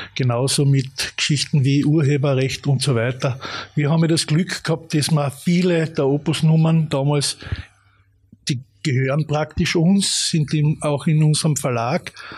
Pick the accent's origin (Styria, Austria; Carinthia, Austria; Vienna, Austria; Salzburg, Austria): Carinthia, Austria; ich habe dann auch natürlich meine erste Band gehabt in Klagenfurt, ich bin ja Kärntner